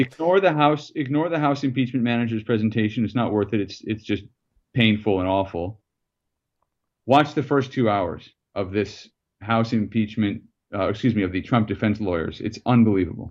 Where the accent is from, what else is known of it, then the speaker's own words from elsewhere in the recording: United States; as an American